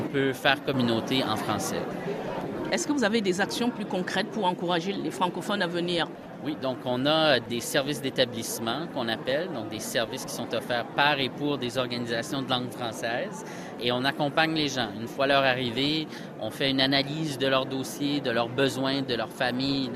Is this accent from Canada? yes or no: yes; Canada; chez nous au Canada